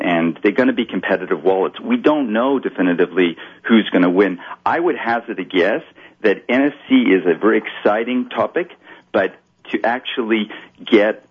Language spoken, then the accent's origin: English; Kitwe, Copperbelt Province, Zambia; moved away; when I opened my first bank account as a kid, you know, talking about banking, you know, it was in a physical bank in Kitwe